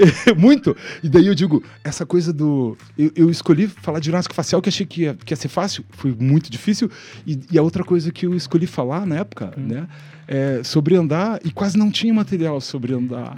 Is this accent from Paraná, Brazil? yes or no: yes; Ponta Grossa, Paraná, Brazil; now in Curitiba, Brazil; Eu nasci em Ponta Grossa, então sou um cidadão pontagrossense, uhum. mas me considero um cidadão curitibano por conta disso.